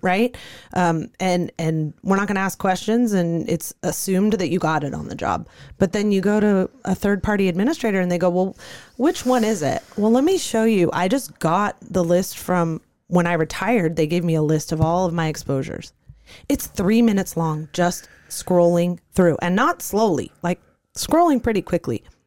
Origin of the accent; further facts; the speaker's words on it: Santa Monica, California, United States; moved away as an adult; now in Arizona, United States; I grew up in California, Santa Monica, California